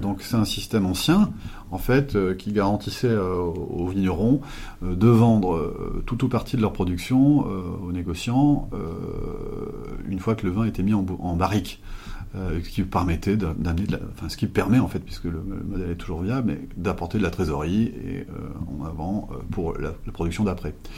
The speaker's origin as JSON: {"language": "French", "town": "Limoges", "region": "Nouvelle-Aquitaine", "country": "France", "tie": "born or raised there", "said": "j'ai grandi à Limoges"}